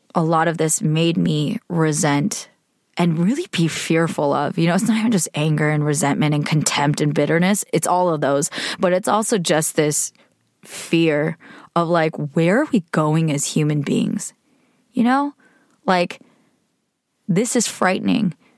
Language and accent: English; United States; being Korean American, being female, being a millennial